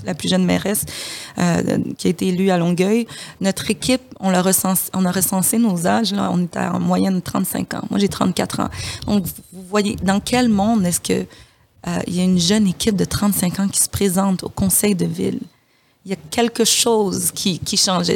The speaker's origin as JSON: {"language": "French", "country": "DR Congo", "moved": "yes", "said": "je suis de la République démocratique du, Congo"}